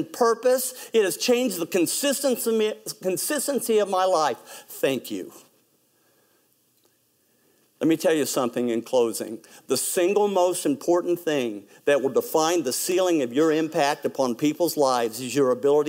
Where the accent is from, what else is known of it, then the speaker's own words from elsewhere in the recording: West Virginia, United States; I'm from West Virginia